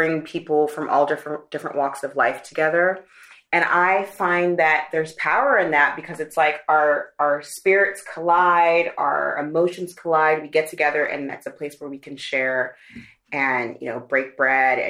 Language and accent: English; Austin, Texas, United States; moved away as an adult; also born or lived in Nigeria / New York; now in Paris, France; I am born in Nigeria, raised in Austin, Texas, became a New Yorker, and then moved to Paris almost 10 and a half years ago